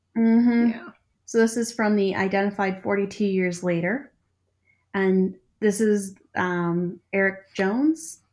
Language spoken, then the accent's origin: English; Canada